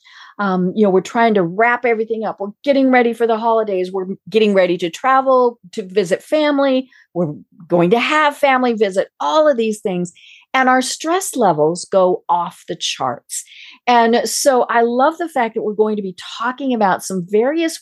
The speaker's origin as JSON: {"language": "English", "region": "Colorado", "country": "United States", "tie": "born or raised there", "moved": "yes", "said": "back in Colorado, my home state"}